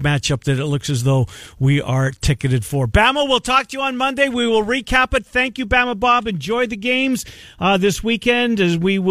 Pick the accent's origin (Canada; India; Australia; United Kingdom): Canada; now in Des Moines, United States; I'm a Canadian